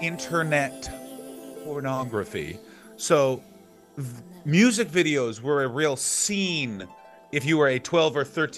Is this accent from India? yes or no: no; Canada; born or raised there; moved away as an adult; now in Australia